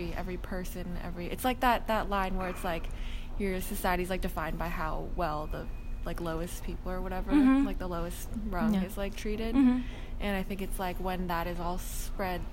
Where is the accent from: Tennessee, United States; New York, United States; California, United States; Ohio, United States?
California, United States; South Bay; I come from the South Bay